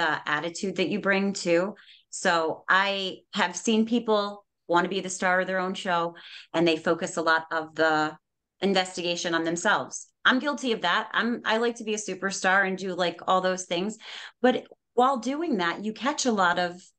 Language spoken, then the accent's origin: English; New York, United States; I'm Native American. I was actually raised on a reservation.